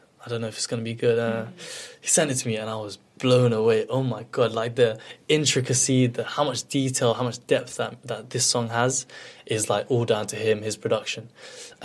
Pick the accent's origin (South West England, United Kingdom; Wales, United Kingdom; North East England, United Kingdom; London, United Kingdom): London, United Kingdom; also born or lived in Barking; I grew up in Bethnal Green.